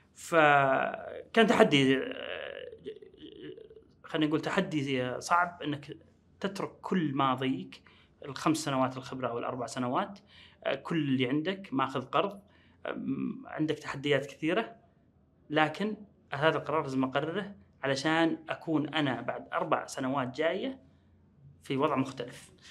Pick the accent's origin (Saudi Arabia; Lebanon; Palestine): Saudi Arabia; Riyadh, Riyadh Province; وأنا من أهل الرياض